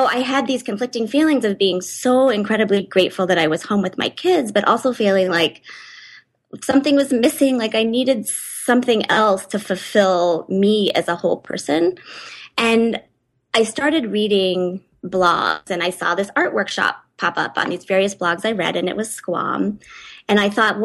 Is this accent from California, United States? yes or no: yes; San Diego, California, United States; moved away as an adult; also born or lived in Chicago; now in Boulder, United States; I grew up in San Diego